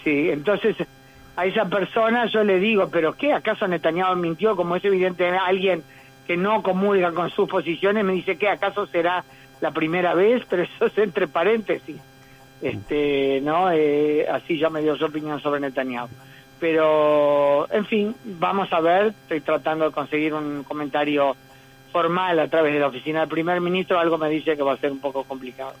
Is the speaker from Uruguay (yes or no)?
yes; Uruguay; now in Israel; judía uruguaya, también ciudadana israelí